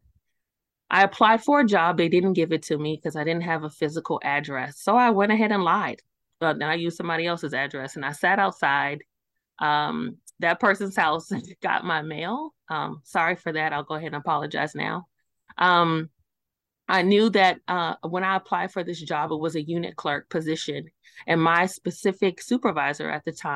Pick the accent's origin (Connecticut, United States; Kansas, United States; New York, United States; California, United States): New York, United States; New York City; moved away; I'm originally from Brooklyn, New York. I am an East Coast born and raised